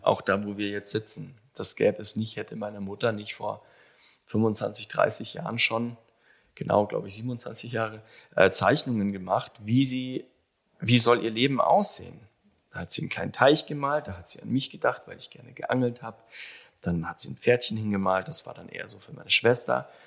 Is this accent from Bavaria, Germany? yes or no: yes; Allgäu, Bavaria, Germany; also born or lived in Kaufbeuren; ich bin gebürtiger Allgäuer mhm. aus Kaufbeuren. Ähm, ich bin da, war da tatsächlich nur zu meiner Geburt ein paar Stunden, das ging ratzfatz. Und dann bin ich in Webams groß geworden